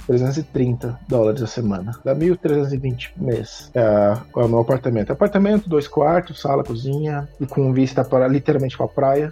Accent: Brazil; moved away as an adult; now in Australia; eu brasileiro

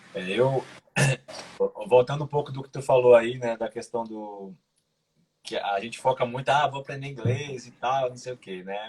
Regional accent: Recife, Pernambuco, Brazil; moved away as an adult; also born or lived in Minas Gerais; now in Portugal; hoje eu moro aqui em Portugal, sou brasileiro, sou de Recife

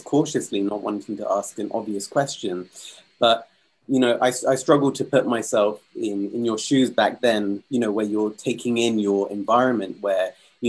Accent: Kenya; I'm actually Kenyan myself

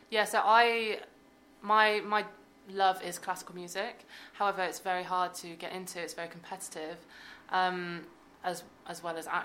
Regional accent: South West England, United Kingdom; now in Birmingham, United Kingdom; yeah, so I'm from Devon, and I studied the violin since I was seven years old. Then I moved

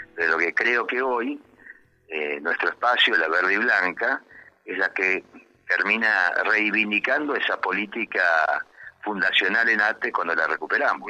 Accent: Argentina; sentirnos orgullosos como argentinos

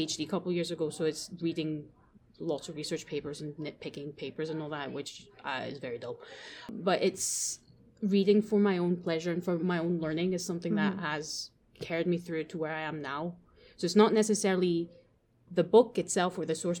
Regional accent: France; moved away; also born or lived in Japan; I grew up going to school in France and went in kind of in my middle schoolish age. So we obviously, growing up in France

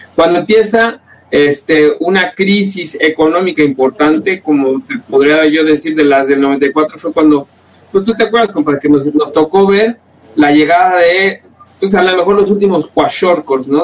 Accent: Mexico; nos representa como mexicanos

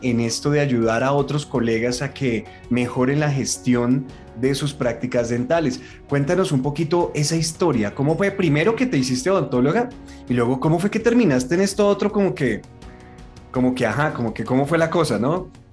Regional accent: Colombia; Yo, yo, yo soy muy colombiano

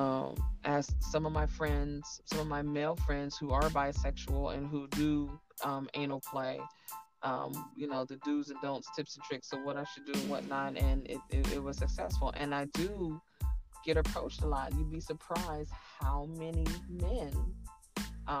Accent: Inglewood, California, United States; I'm from Cali, I'm from Inglewood

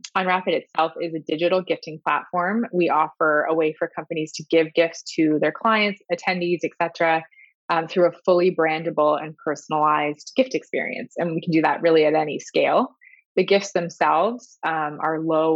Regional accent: Southwestern Ontario, Canada; moved away as an adult; also born or lived in United Kingdom; I'm actually from Southwestern Ontario as well.

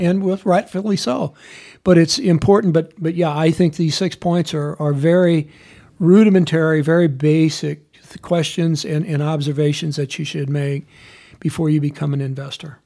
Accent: United States; as an American

